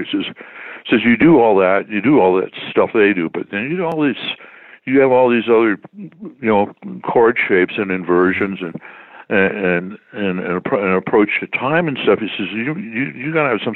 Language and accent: English; Toronto, Ontario, Canada; moved away as an adult; also born or lived in Detroit, Michigan, United States / Montreal, Quebec, Canada / United States / Calgary, Alberta, Canada; I was born in Detroit, but my parents moved to Toronto when I was like five